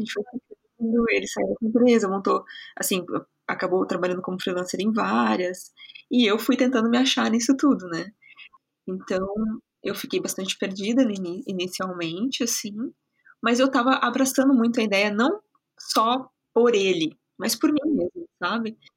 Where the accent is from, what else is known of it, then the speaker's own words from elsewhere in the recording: Tietê, São Paulo, Brazil; O meu sotaque vem de um pedacinho do estado de São Paulo, uma cidade pequenininha, é, muito querida, chamada Tietê.